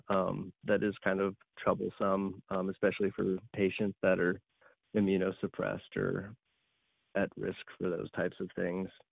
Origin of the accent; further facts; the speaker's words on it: Arizona, United States; moved away; also born or lived in Colorado / Oregon; I come from Arizona